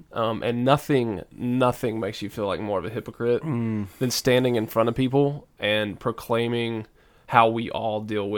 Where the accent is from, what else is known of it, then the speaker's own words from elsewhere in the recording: the South, United States; accent: southern; I don't know if I can say wallow correctly because I'm from the South, so it's like waller in your guilt.